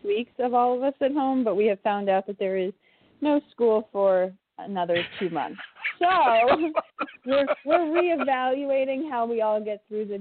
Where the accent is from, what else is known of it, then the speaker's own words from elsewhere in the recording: Florida, United States; now in Massachusetts, United States; I'm from Florida.